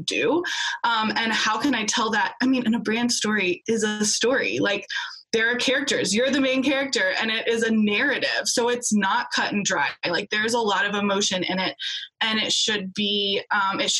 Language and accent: English; United States; also born or lived in Australia; We're both American